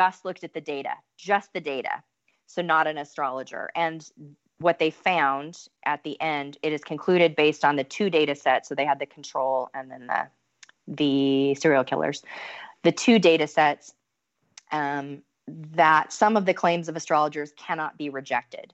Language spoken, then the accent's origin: English; United States; as an American